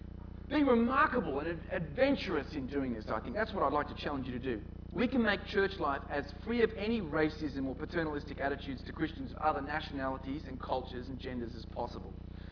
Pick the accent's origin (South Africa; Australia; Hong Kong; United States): Australia; Newtown, New South Wales; I know I grew up in Newtown, and in those days, if ever I mentioned to anyone I was from Newtown, everyone would go, "Newtown? What a hole." How things have changed. I live in Newtown.